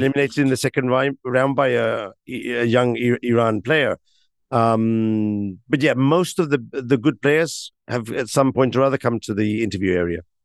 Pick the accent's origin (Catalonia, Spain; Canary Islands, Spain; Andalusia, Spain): Catalonia, Spain; Barcelona; I come from Barcelona, which is an also am, am, amazing city.